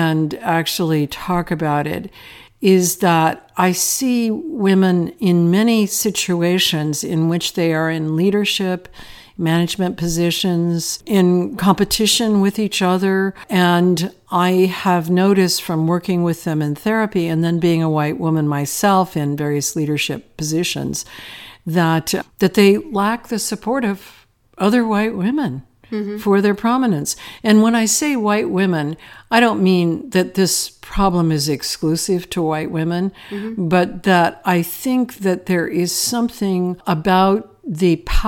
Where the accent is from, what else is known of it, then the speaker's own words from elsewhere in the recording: Akron, Ohio, United States; growing up in North America, I grew up in a working class situation in Akron, Ohio.